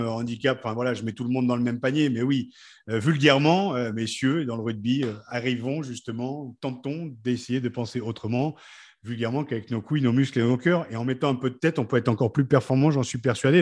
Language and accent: French; Picardy, Hauts-de-France, France; Je suis Picard